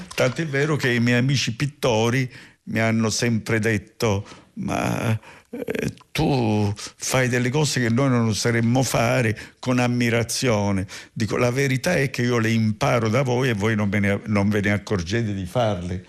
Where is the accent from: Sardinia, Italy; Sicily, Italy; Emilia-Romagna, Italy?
Sicily, Italy; Barcellona Pozzo di Gotto; Per tornare alla mia nascita, io sono nato lì, in una famiglia